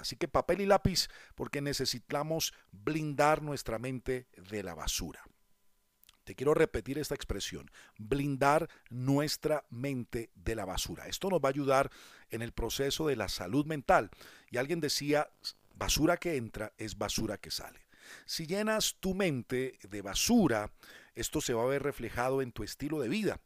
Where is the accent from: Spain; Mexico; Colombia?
Colombia; en mi país, aquí en Colombia